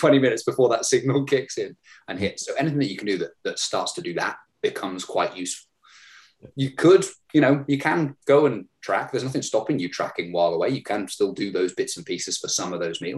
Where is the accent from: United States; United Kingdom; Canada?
United Kingdom; growing up in Britain